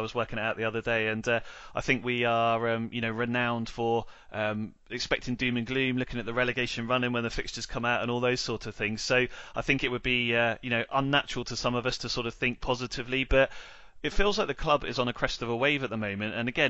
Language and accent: English; Netley Abbey, South East England, United Kingdom; I'm a Southampton lad, born and bred, Simon. So I grew up and spent 25 years growing up in Netley Abbey. So, you know, that's my neck of the woods.